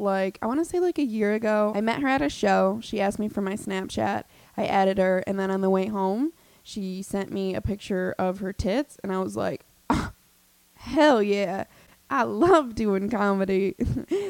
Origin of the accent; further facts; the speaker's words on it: Albany, New York, United States; I'm from Albany